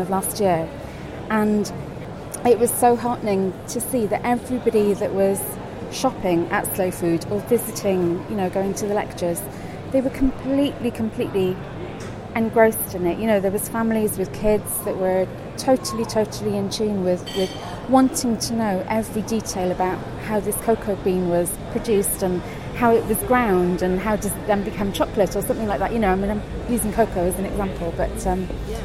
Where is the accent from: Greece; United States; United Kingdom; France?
United Kingdom; Cardiff, Wales; I grew up in Cardiff, was born in Cardiff